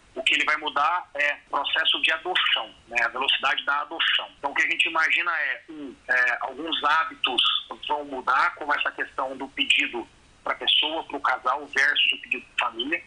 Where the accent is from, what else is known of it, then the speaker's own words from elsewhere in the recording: Brazil; A gente, como brasileiro